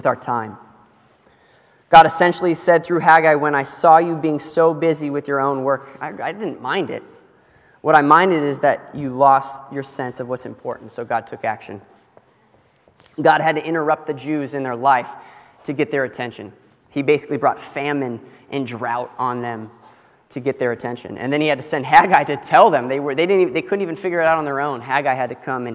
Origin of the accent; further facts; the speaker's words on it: California, United States; moved away; I grew up in California